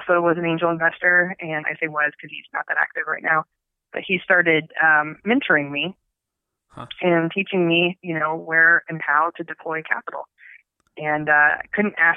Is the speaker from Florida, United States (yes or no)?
no; Arizona, United States; moved away as an adult; also born or lived in Tucson, Arizona / Flagstaff, Arizona / Phoenix, Arizona; I grew up in Arizona. I was born in Tucson. And so I don't really remember Tucson that much, but I was raised in the Four Corners area of the Navajo Reservation